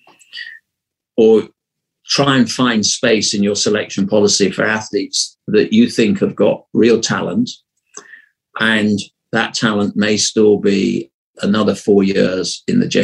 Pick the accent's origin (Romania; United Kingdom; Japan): United Kingdom; Sheffield, Yorkshire and the Humber; also born or lived in Fulham, London; I was brought up during the most impactful years in Sheffield. But I was actually born in Fulham in West London